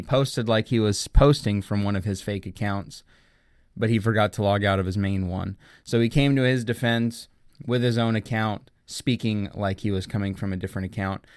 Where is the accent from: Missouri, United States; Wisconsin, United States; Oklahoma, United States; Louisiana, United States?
Oklahoma, United States; the Oklahoma City Thunder, a team who I've been with since they arrived in my home state